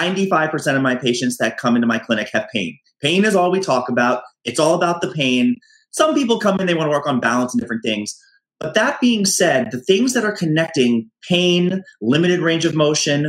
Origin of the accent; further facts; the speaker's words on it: United States; now in New York City, United States; being an American, being in New York City